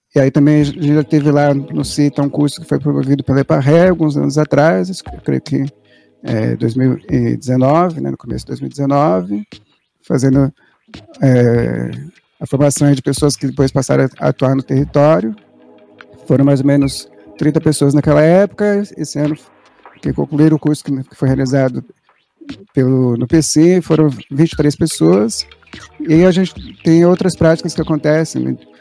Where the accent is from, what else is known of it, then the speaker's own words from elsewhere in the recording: São Paulo, Brazil; eu sou daqui, eu sou daqui do Capão Redondo, nasci ali perto daquele hospital Piratininga